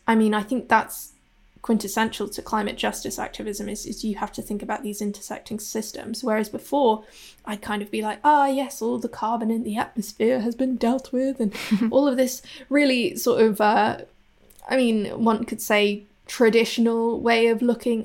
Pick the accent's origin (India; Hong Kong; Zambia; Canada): Hong Kong; now in Bristol, United Kingdom; I'm based in Bristol in the U K. I'm originally from Hong Kong